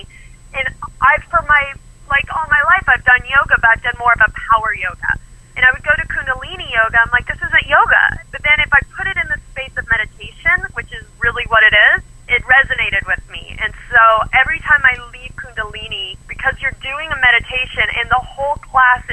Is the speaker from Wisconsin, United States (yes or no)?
no; Texas, United States; I'm from Texas